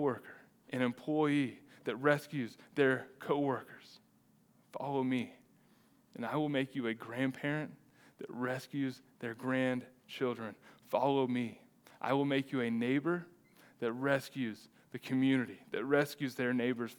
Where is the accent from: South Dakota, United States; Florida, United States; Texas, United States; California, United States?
Texas, United States; as a Texan